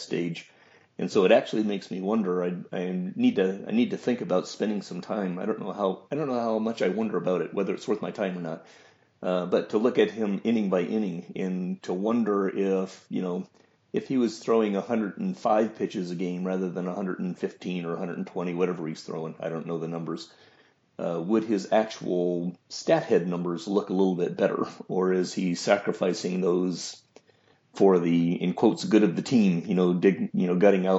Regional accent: Louisville, Kentucky, United States; I grew up in Louisville, Kentucky

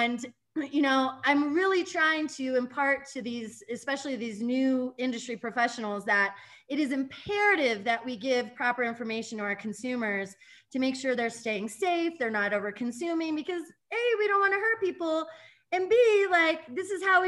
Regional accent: Denver, Colorado, United States; also born or lived in Littleton, Colorado / Boulder, Colorado; I'm actually a Denver native

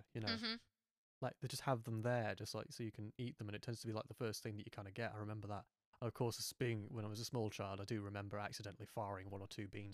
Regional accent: United Kingdom; being British

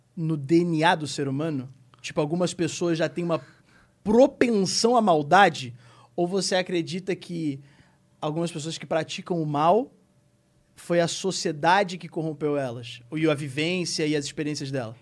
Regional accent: Rio de Janeiro, Brazil; moved away as an adult; now in São Paulo, Brazil; a gente é do Rio, do Rio de Janeiro

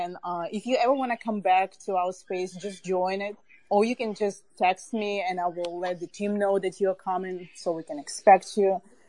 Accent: born in Kharkiv, Donbas, Ukraine; moved away; I'm originally from Donbass, but I was born in Kharkiv, and it's a very special place for me.

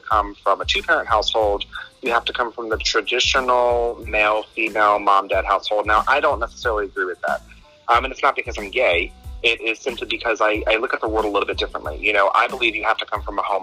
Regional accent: Virginia, United States; also born or lived in New Jersey; Originally, we're from New Jersey. So we all just kind of moved into Virginia back in like 1988, 1990, something like that.

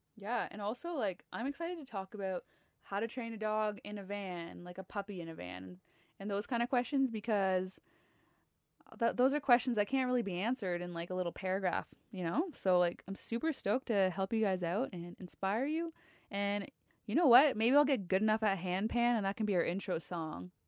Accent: Ontario, Canada; I am from Ontario, Canada.

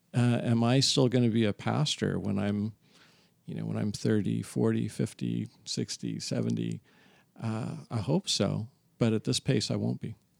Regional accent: San Diego, California, United States; now in Torrance, United States; San Diego is where I come from.

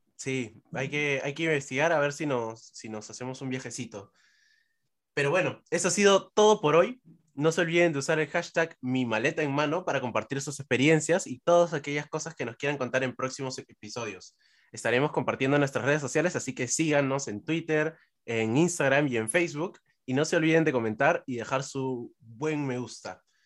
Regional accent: Peru; lo que somos los peruanos en el extranjero

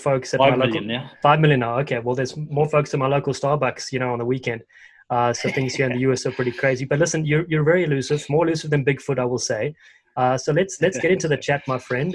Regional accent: South Africa; accent: South African; moved away; my South African accent

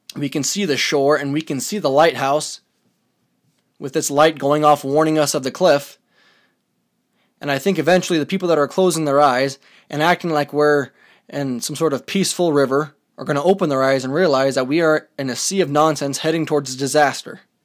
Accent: United States

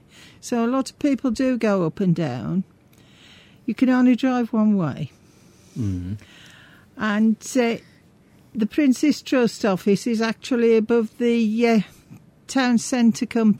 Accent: Coseley, West Midlands, United Kingdom; accent: Black Country; also born or lived in Wednesbury / Bilston; I was born in Wensbury. Yeah. We moved over to this area when I was two, and we technically lived in Cowsley, in the Lanesfield area of Cowsley, simply because of where the boundaries were at the time.

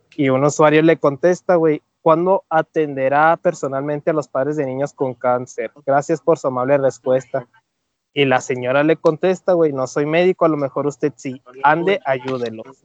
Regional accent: Mexico; cómo somos los mexicanos

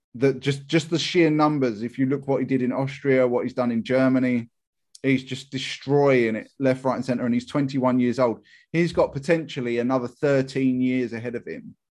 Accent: England, United Kingdom; Me being English

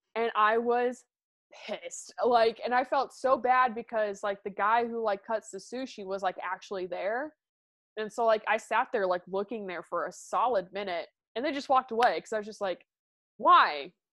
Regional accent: Midwest, United States; I'm from the Midwest

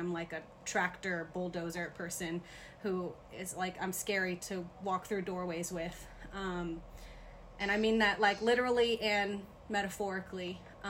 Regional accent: Lafayette, Louisiana, United States; born or raised there; moved away; also born or lived in Broussard, Louisiana

